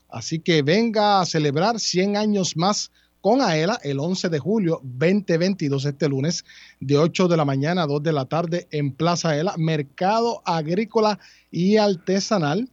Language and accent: Spanish; Guayama, Puerto Rico; De mi pueblo